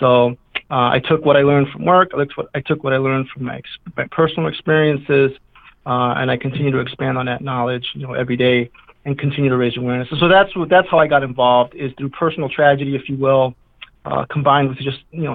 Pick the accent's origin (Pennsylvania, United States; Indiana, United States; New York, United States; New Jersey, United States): New York, United States; New York City; now in Deerfield, United States; I grew up in New York City during the crazy, wild drug wars of the 1980s in the South Bronx